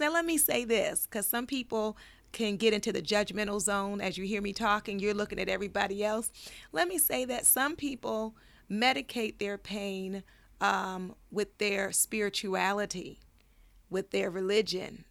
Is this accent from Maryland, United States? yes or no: yes; Baltimore, Maryland, United States; now in Los Angeles, United States; I grew up in Baltimore